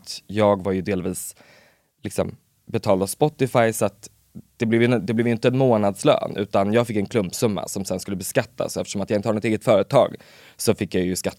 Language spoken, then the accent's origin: Swedish; Örebro, Örebro County, Sweden; jag är ju från Örebro